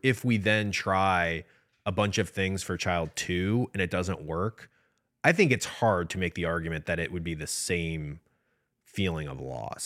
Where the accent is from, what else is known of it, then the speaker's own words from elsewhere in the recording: Midwest, United States; I'm from the Midwest.